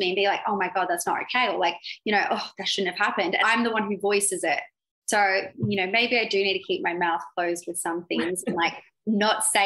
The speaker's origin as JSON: {"language": "English", "country": "Australia", "said": "I'm from Australia."}